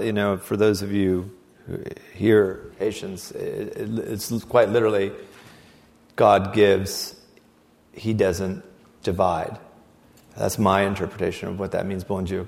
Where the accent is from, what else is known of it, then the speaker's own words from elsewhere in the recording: Siberia, Russia; I mean, did I mention I came from Siberia?